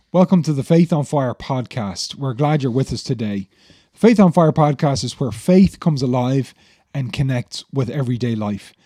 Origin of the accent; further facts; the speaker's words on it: Ireland; many of us as Irish people